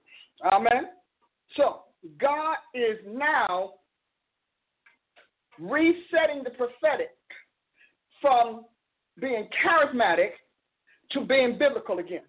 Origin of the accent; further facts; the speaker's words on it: Oklahoma, United States; I'm from Oklahoma